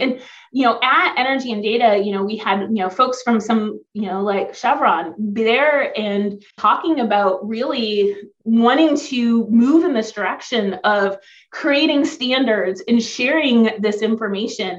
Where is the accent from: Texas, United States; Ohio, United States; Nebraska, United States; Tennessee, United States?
Ohio, United States; I grew up in Ohio. So I'm on Lake Erie